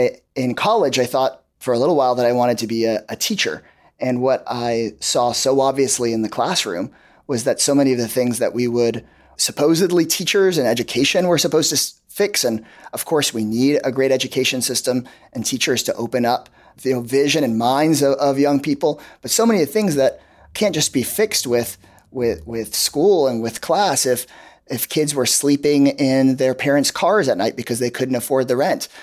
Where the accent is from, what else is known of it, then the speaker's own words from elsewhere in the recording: Austin, Texas, United States; coming back to Austin, coming back to my home state of Texas